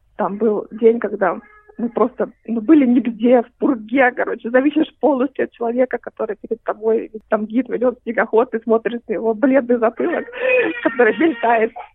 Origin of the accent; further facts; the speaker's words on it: Kaliningrad, Kaliningrad Oblast, Russia; now in Australia; я из Калининграда я э, э, переехала в Австралию